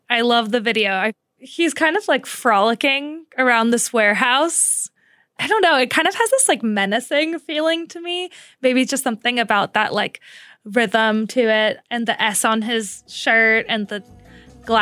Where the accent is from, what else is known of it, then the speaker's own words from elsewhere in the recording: Central Oregon, United States; moved away as an adult; also born or lived in California; now in Seattle, United States; I was born in Seattle, but I did not grow up here. I grew up in a small town in Central Oregon